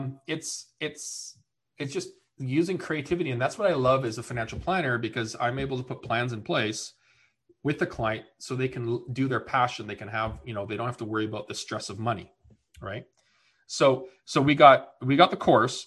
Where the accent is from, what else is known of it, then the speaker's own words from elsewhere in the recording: Canada; also born or lived in Winnipeg, Manitoba / Maine; now in British Columbia, Canada; I'm Canadian